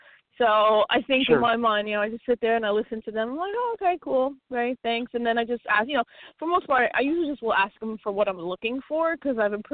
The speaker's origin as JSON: {"language": "English", "region": "New York", "country": "United States", "tie": "born or raised there", "said": "I'm from New York. I grew up 15 minutes from Yankee Stadium"}